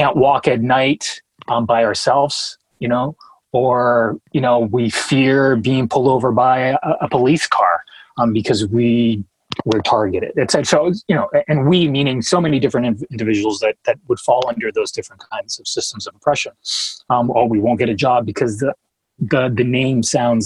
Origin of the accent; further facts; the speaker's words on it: New Hampshire, United States; also born or lived in Colombia; if I'm a teenager Latino growing up in New Hampshire, where there aren't many others like me